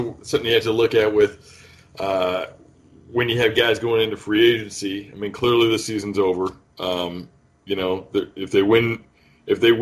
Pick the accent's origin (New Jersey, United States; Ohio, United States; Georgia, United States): Ohio, United States; Northern; I was born in Northern Ohio